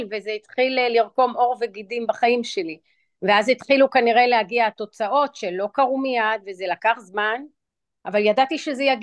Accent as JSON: {"language": "Hebrew", "country": "Israel", "tie": "born or raised there", "also_born_or_lived": "New York", "said": "ואני אציין שאני גדלתי גם בישראל וגם בניו יורק"}